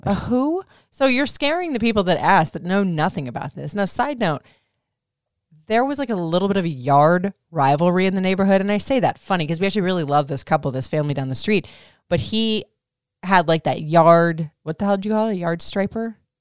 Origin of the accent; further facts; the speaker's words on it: Florida, United States; I grew up in Florida in hot ass weather